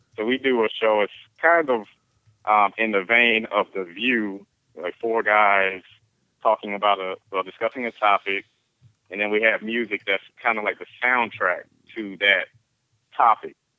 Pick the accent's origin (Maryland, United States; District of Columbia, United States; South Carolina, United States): South Carolina, United States; Beaufort; the local um, TV station in my hometown of Beaufort, South Carolina